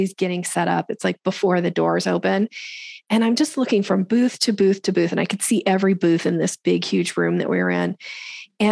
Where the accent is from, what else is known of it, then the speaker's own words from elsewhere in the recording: Boise, Idaho, United States; moved away as an adult; also born or lived in Seattle area, Washington; I grew up in Boise, Idaho.